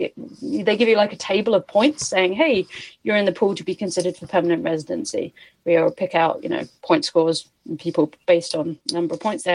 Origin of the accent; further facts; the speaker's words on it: Canada; So at the moment, I cannot get back into Canada because I have no valid proof that I'm a Canadian.